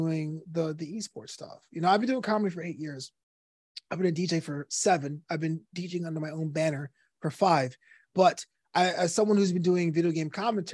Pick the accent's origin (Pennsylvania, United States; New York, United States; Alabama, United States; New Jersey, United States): New York, United States; New York City; moved away as an adult; now in Los Angeles, United States; Brooklyn was my third parent. It raised me.